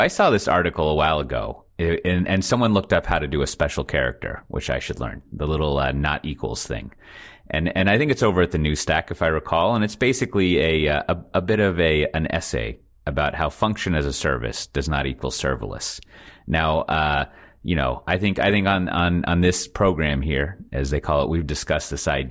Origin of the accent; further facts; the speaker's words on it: Austin, Texas, United States; moved away as an adult; now in Amsterdam, Netherlands; I'm from Austin